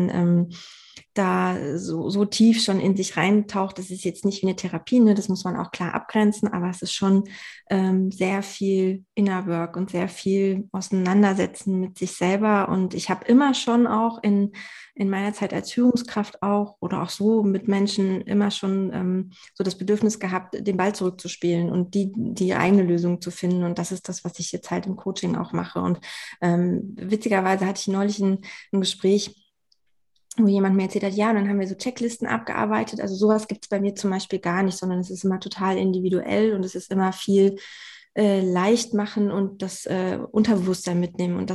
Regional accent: Saxony-Anhalt, Germany; ich habe äh, meine Heimat aber eigentlich in der Magdeburger Bördene.

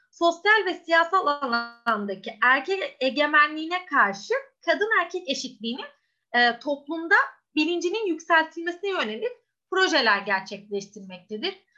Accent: Istanbul, Turkey; born there; 1993 İstanbul doğumluyum.

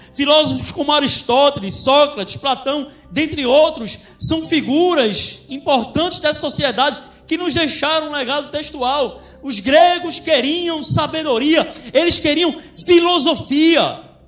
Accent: Brazil; da nossa história enquanto brasileiros, a gente vai olhar para portugueses e índios

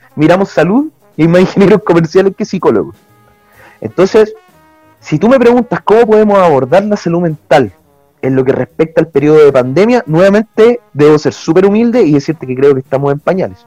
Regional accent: Chile; nosotros como chilenos

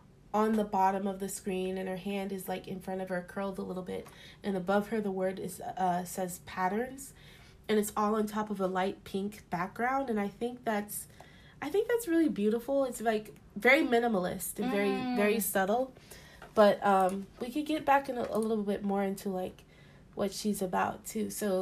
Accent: Oakland, California, United States; Because I'm also from Oakland.

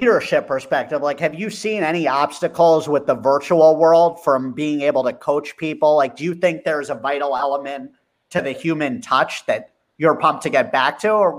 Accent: Watchung, New Jersey, United States; Dan and I, we're brothers. We grew up in Watchung

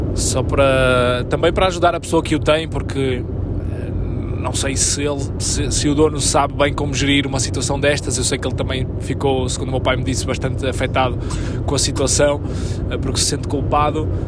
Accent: Arcozelo, Portugal; also born or lived in Lisbon; o clube da minha terra

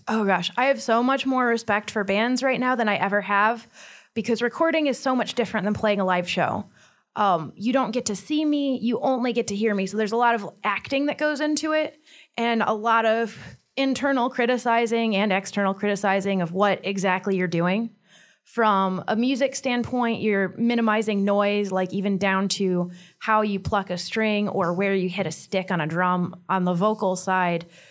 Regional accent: Detroit, Michigan, United States; now in Fort Wayne, United States; Well, I'm originally from Detroit

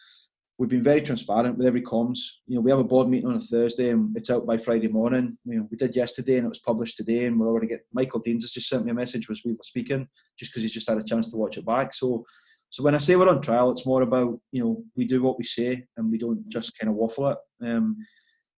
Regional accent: Berwick-upon-Tweed, North East England, United Kingdom; I was born in Berwick in Castle Hills, so I know what it's like to live in Berwick, and I know what people in Berwick are like

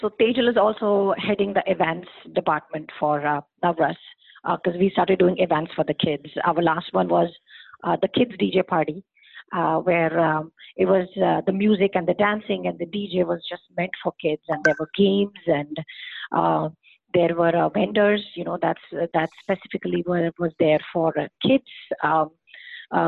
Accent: India; moved away as an adult; most of us, we come from India, and we are surrounded by a big, huge family

